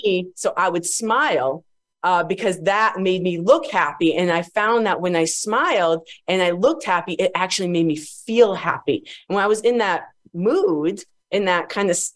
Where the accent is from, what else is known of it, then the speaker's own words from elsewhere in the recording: Agawam, Massachusetts, United States; moved away as an adult; I come from Massachusetts, actually, the East Coast. I grew up in a small town called Agawam